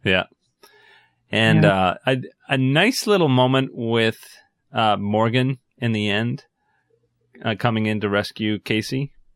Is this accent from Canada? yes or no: yes; Canada; as a Canadian